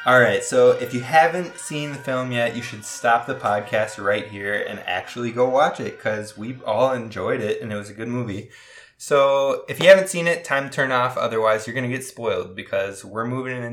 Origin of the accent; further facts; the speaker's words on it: Minnesota, United States; we're from Minnesota